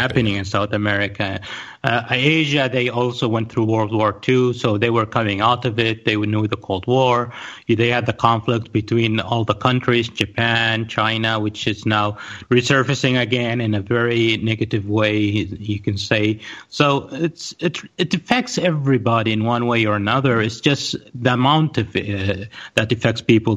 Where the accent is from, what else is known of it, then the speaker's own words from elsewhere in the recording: Riyadh, Riyadh Province, Saudi Arabia; also born or lived in Pakistan / United States / Spain; I was born in Riyadh in Saudi Arabia.